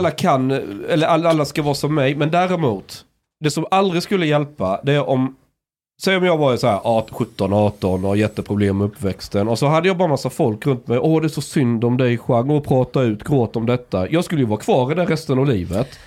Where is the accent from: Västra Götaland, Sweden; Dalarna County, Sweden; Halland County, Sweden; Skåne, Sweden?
Skåne, Sweden; Osby; moved away; ute på landsbygden där jag kommer ifrån